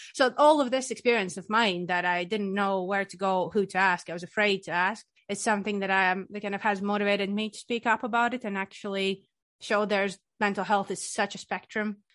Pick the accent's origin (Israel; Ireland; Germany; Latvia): Latvia; Riga; moved away as an adult; now in Scotland, United Kingdom; I'm from the sunny country, Latvia. I'm from Riga